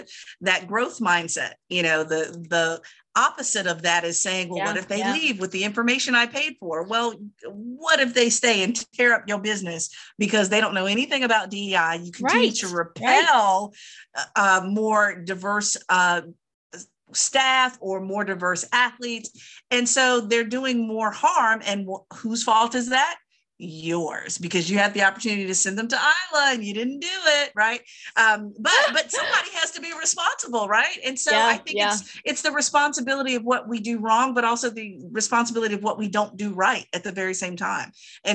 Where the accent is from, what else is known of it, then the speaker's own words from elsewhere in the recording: Virginia, United States; I have another hell nah, as usual, from my home state of Virginia